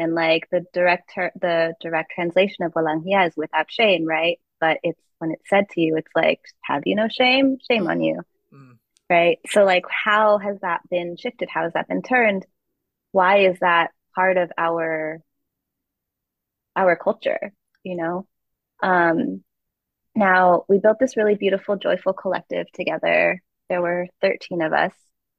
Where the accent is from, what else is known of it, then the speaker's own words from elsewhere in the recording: Philippines; So I think inherently, because I am Filipino, the work is Filipino.